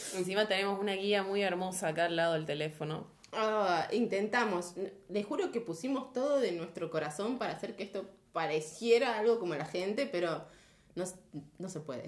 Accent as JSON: {"language": "Spanish", "country": "Argentina", "said": "Somos argentinos"}